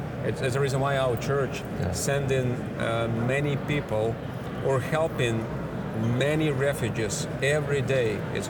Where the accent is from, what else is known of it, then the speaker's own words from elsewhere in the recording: Siberia, Russia; English is a second language; moved away as an adult; now in Moscow, Russia; I grew up in Siberia. Okay. My great-grandfather, he was killed for his faith. Both of my grandfathers were sent in exile to Siberia. So I ended up in Siberia because of God's providence